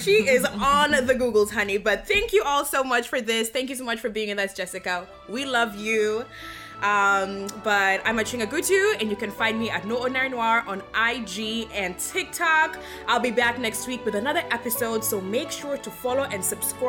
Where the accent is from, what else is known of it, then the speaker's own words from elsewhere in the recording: Kenya; now in United States; First of all, I'm Kenyan. I live there. I lived there. That's my home.